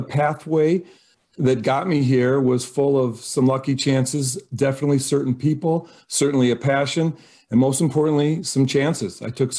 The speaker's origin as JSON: {"language": "English", "region": "Michigan", "country": "United States", "tie": "born or raised there", "also_born_or_lived": "St. Paul, Minnesota", "lives_now": "Wisconsin, United States", "said": "It all starts, I was born in Minnesota, actually. I have to give full credit to St. Paul, Minnesota. But then in Michigan, my father worked for Ford Motor Company. We moved around a couple different assembly plants. So I consider myself a Michigan guy"}